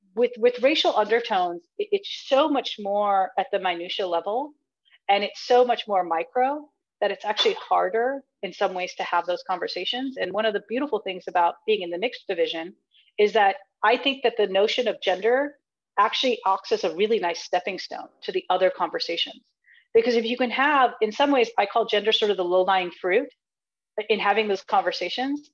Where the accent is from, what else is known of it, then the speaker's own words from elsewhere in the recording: United States; I was born here in the United States. And and though we were here in the United States, I have grown up in a rather traditional household